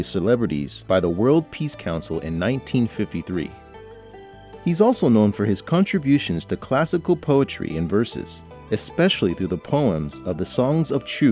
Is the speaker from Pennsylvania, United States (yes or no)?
no; California, United States; now in Beijing, China; from California, USA